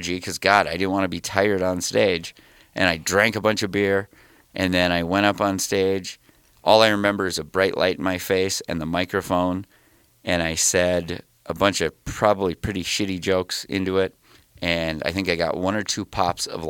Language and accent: English; Detroit Lakes, Minnesota, United States; I'm from Detroit Lakes, Minnesota, kind of northwest, like up near Fargo